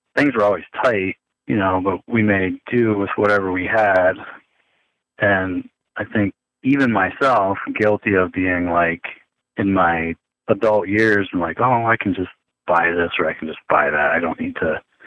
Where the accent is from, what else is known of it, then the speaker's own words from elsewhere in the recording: United States; moved away; when I got back here, like in my hometown, and I couldn't I couldn't vote in the primaries locally.